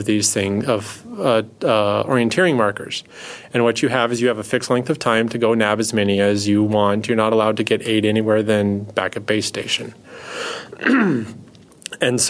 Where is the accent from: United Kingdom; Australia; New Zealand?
United Kingdom; Scot, Scotland; I am a Scot